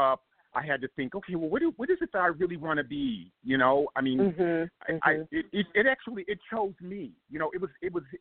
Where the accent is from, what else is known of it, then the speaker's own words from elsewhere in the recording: Compton, California, United States; I grew up in Compton, California